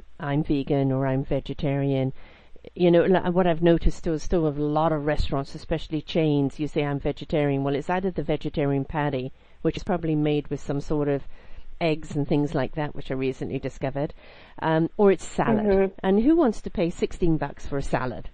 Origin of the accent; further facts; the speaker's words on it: United Kingdom; I'm British